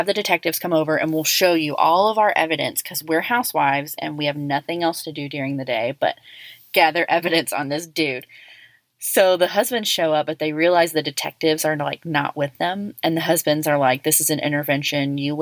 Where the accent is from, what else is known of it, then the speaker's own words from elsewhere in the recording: Texas, United States; also born or lived in Colorado; I'm from the South. And they're like, yeah, I'm like, Texas.